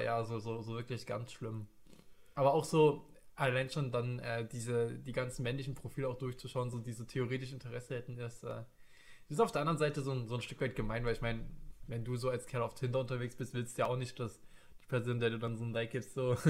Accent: Leipzig, Saxony, Germany; bin geboren und aufgewachsen im wunderschönen Leipzig

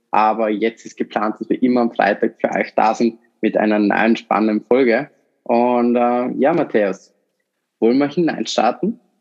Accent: Vorarlberg, Austria; ich komme aus Vorarlberg

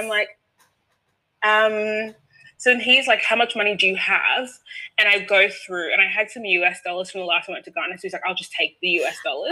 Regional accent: Australia; I'm Australian.

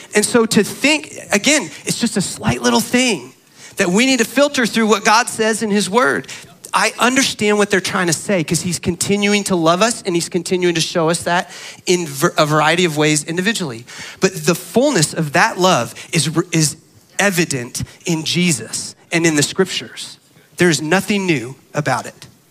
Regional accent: Arizona, United States; I grew up in Arizona

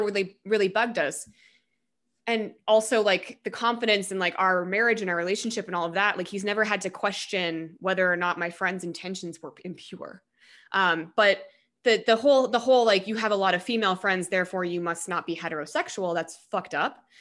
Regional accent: Colorado, United States; I'm actually from Colorado

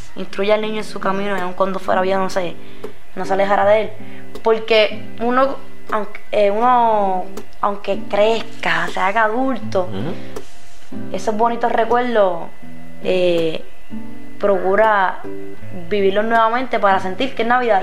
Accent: Aguas Buenas, Puerto Rico; also born or lived in Caguas; Yo no nací aquí, pero siempre estudié aquí. Estudié en casi todas las escuelas públicas de Aguas Buenas.

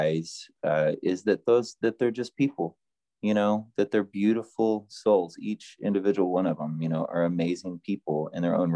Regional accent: Oklahoma, United States; now in Fayetteville, United States; the tiny town that I grew up in Oklahoma

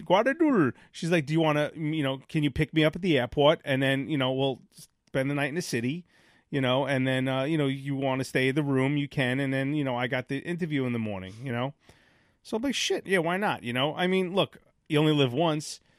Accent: New York City, New York, United States; I grew up in Sheepshead Bay

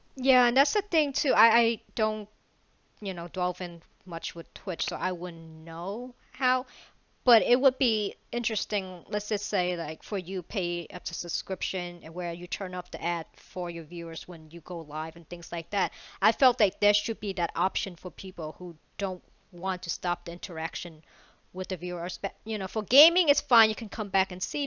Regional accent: Vietnam; I'm Asian, Vietnamese

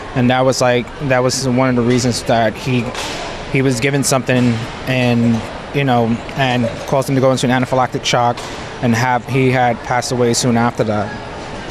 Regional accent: New York City, New York, United States; now in Allentown, United States; I'm originally from New York City, but I currently live in um, Allentown, Pennsylvania

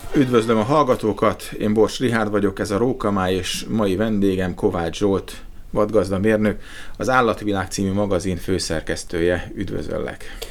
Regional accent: Radnóti Miklós utca 15, Budapest, Hungary; az a Radnóti Miklós utca 15 per Igen. A alatt volt a szerkesztőség, és én abban a házban születtem

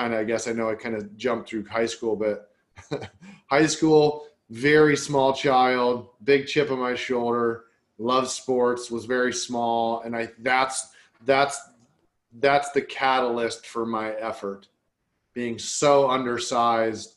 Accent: Iowa, United States; where I grew up in Iowa, small town Iowa

